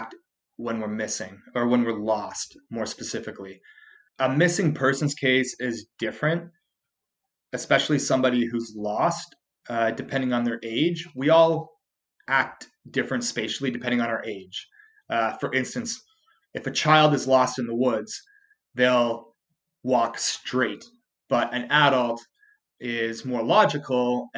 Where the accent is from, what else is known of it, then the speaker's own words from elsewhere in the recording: Canada; I'm Canadian